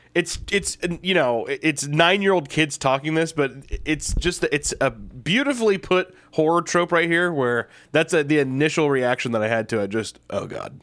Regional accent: Missouri, United States; I'm originally from Missouri.

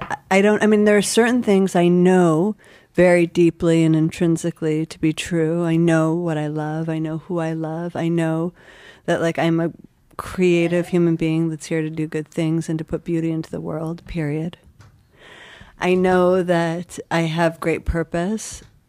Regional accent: Buffalo, New York, United States; now in New York, United States

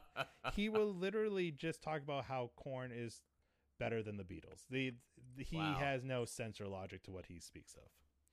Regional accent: New England, United States; I grew up I grew up in New England, where they're from.

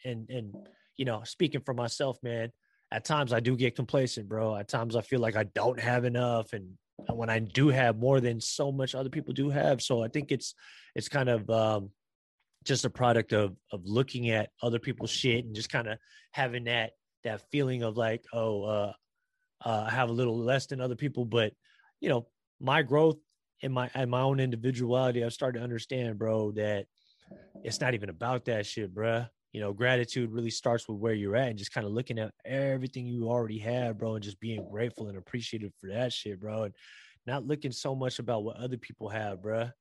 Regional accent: San Francisco, California, United States; I was born here in San Francisco and the Bay Area and California and in America

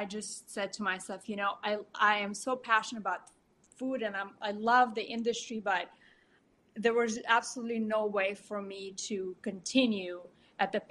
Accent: Moscow, Russia; moved away as an adult; also born or lived in New York City; I was born in Moscow, Russia. Spent my childhood in Moscow

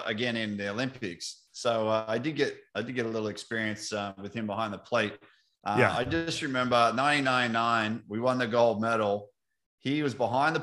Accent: Australia; now in United States

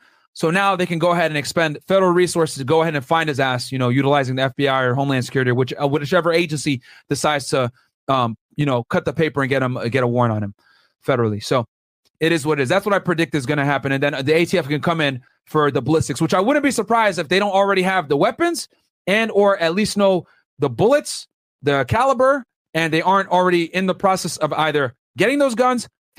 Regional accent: New Haven, Connecticut, United States; I'm from New Haven area.

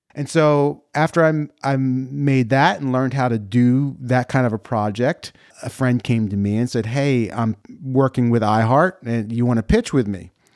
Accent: New Jersey, United States; I'm from New Jersey

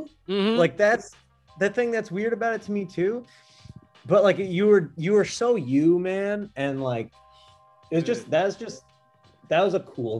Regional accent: Kentucky, United States; born there; So I was born in Kentucky.

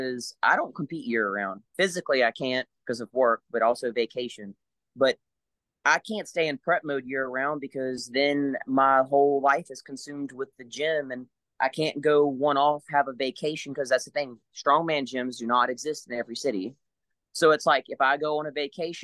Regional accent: Louisiana, United States; I grew up in Louisiana.

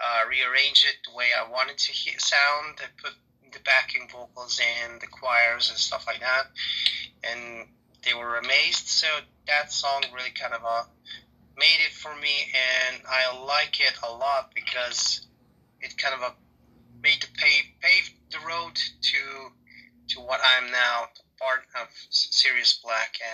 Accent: Serbia; I'm from Serbia

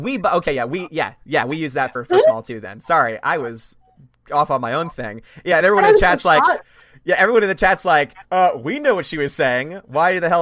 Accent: United States; as an American

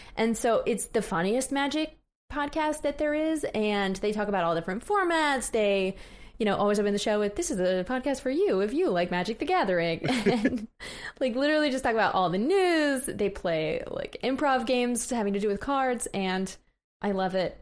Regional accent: Missouri, United States; I'm from Missouri, which is a often disappointing state

